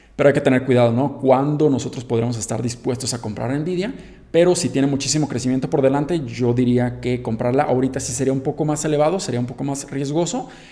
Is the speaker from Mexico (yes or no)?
yes; Mexico